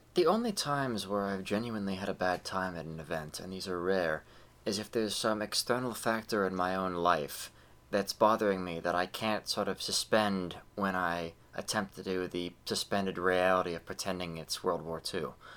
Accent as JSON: {"language": "English", "country": "United States"}